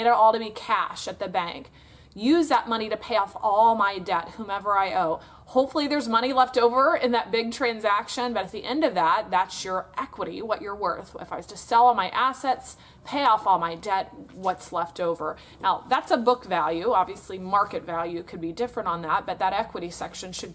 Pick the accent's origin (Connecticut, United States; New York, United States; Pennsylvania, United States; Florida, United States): Florida, United States; I'm from Florida in the United States of America